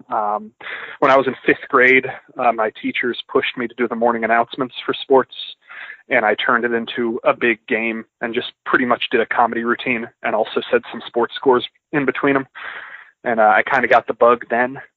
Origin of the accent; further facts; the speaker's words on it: Georgia, United States; I'm originally from outside of Atlanta.